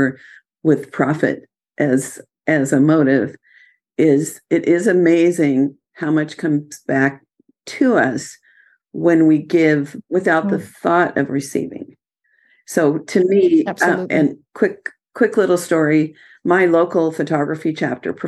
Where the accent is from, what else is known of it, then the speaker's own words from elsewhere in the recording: United States; as an American